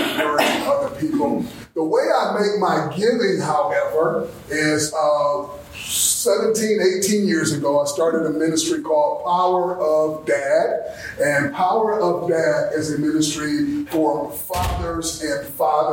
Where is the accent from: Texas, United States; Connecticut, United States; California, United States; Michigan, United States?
Michigan, United States; Saginaw; born and raised here in the city of Saginaw. Born and raised in Saginaw